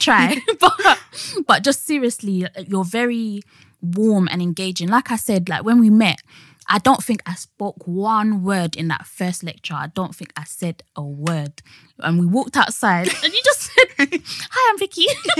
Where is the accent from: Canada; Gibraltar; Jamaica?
Jamaica; also born or lived in Barbados; I'm from Jamaica and Barbados. Of course, my ancestors are from Africa.